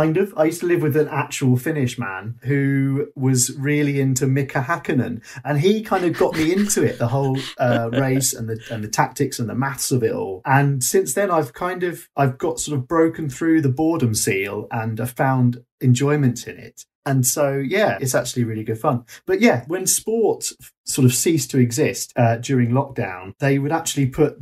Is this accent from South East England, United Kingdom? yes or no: yes; Bognor Regis, South East England, United Kingdom; I grew up in a seaside town. I grew up in Bognor Regis.